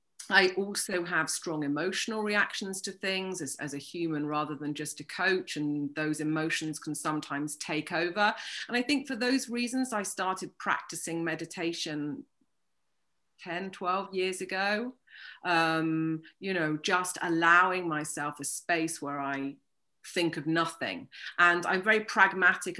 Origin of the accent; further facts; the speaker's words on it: United Kingdom; moved away as an adult; now in Toulouse, France; I'm British, but I'm based in the south of France in Toulouse and have been living here for the past 20 years